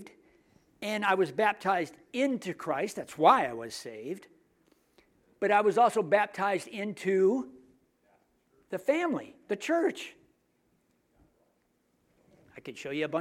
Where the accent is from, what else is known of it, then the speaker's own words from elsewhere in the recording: United States; I'm American